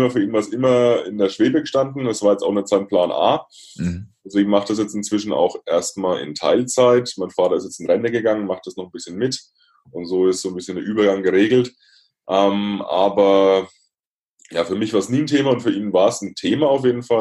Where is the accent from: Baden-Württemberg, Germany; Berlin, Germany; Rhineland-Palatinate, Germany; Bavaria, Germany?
Bavaria, Germany; Ich komme aus der Nähe von Würzburg, ähm, so